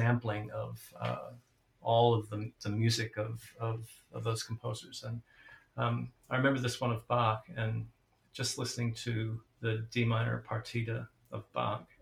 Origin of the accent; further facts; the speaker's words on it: St. Louis, Missouri, United States; when I was a kid growing up in St. Louis, the Midwest